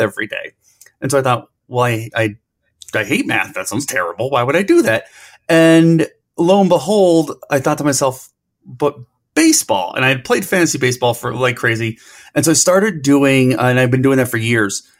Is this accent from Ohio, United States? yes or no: yes; Cleveland, Ohio, United States; I'm from Cleveland